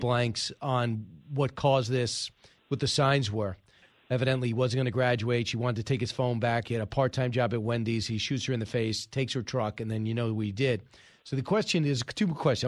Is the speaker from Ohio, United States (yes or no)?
no; New York, United States; I grew up in New York